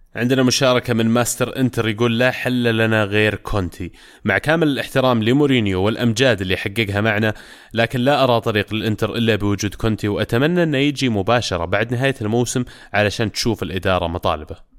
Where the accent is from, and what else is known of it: Saudi Arabia